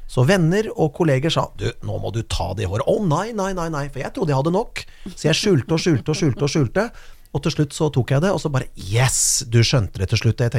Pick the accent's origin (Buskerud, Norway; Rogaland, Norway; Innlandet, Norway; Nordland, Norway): Buskerud, Norway; Kongsberg; Og det var noe, sånn som På Kongsberg, der jeg kommer fra, så var det på en måte, plutselig så var det noen som plutselig klipte den rottehalen.